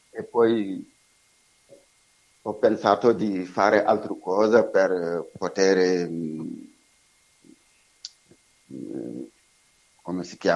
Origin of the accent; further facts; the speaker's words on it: Senegal; Italian is a second language; moved away as an adult; io mi, sono senegalese e lavoravo in Senegal come elettricista